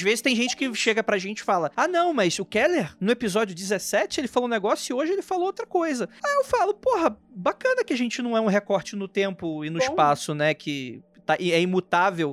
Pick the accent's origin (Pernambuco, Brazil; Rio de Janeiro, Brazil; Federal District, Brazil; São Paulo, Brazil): Rio de Janeiro, Brazil; moved away; quando eu saí de Jacarepaguá